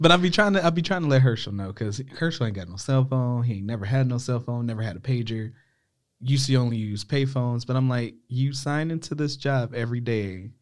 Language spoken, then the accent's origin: English; Ohio, United States; moved away; because I'm from Ohio that I'm raised different